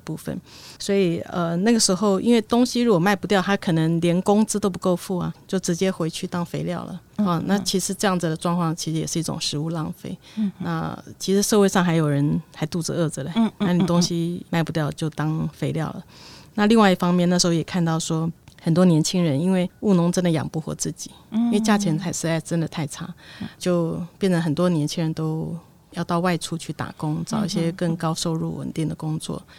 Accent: Taipei, Taiwan; also born or lived in Chashan; 因为一九九六年我从台北市嫁到茶山部落，那我在那边生活了十年的时间。

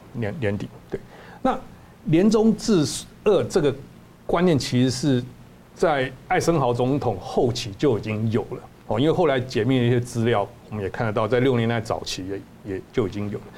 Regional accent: Taiwan; 我们台湾人

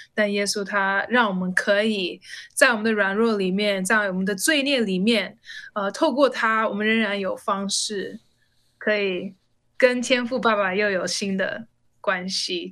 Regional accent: United States; moved away as an adult; now in Taiwan; 那以前我就是在美国，我是在美国出生长大

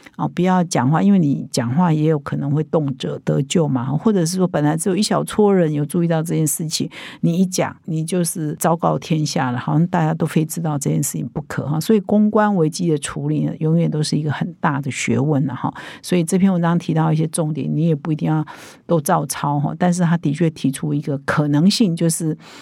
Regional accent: Taiwan; 我们台湾人

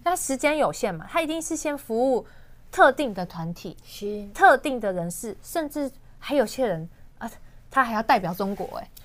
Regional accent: Taiwan; 我们台湾人

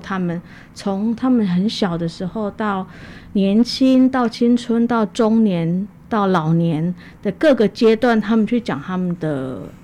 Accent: Taichung, Taiwan; also born or lived in Hualien; 那我回到台中，我家乡是台中人。九二一当天我人在台中

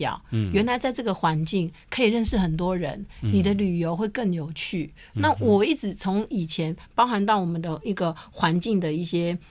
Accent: Taiwan; 因为我们台湾人是比较害羞保守的

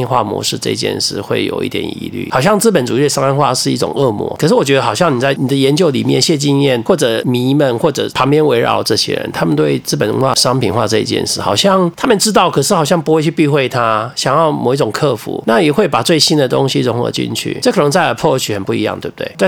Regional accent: southern Taiwan, Taiwan; 譬如说我从南部来的，我的台语歌曲。会认为是我在没有接受到华语的耳朵以前听的台语歌曲，我就只能这样讲。

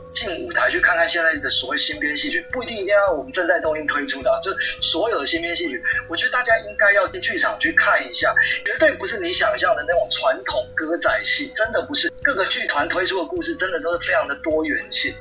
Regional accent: Taiwan; first language Taiwanese Hokkien; Chinese is a second language; 我其实我的母语就是台语

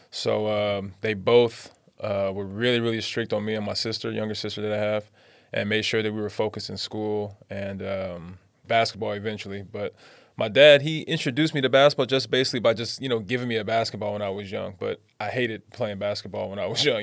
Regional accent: Pomona, California, United States; moved away as an adult; now in Taiwan; it was rough growing up in Pomona

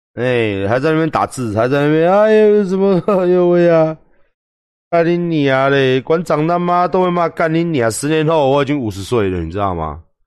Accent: Taiwan; 我是台湾人

